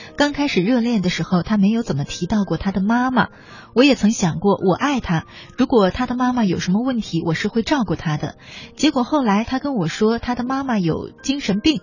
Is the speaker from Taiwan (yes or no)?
no; Northeast China, China; accent: Northeastern dialect; 用我们东北话叫炸刺的